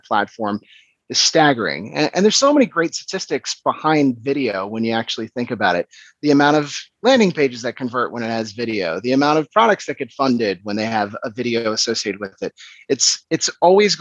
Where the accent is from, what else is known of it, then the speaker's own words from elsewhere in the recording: Washington, District of Columbia, United States; moved away as an adult; now in Copenhagen, Denmark; I'm originally from Washington, DC, but I've been in Copenhagen, Denmark, for the last just under 6 years.